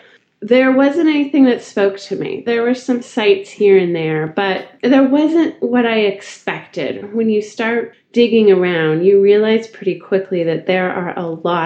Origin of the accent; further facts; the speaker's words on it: Northern California, United States; moved away as an adult; now in Austin, United States; I'm from Northern California, the home of the Christmas tree farm